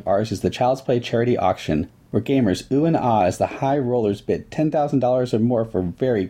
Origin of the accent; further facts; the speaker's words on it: Maryland, United States; when I was a child growing up in Maryland